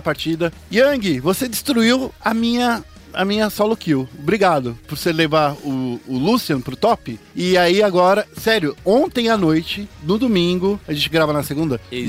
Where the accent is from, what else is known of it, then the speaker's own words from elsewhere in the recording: Brazil; a gente é, é brasileiro